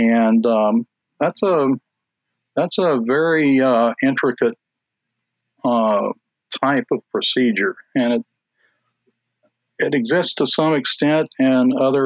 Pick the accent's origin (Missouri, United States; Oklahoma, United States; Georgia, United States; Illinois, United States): Georgia, United States; South Georgia near Albany, United States; also born or lived in Charlotte, North Carolina; I was born in Charlotte, North Carolina, and I lived in North Carolina up until the third grade. And then we moved to South Georgia near Albany, which is in the southwest corner of Georgia.